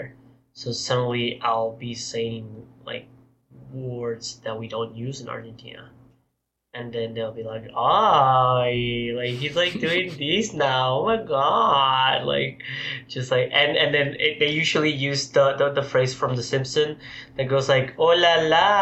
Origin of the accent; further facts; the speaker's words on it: Portugal; moved away; I was raised in Portugal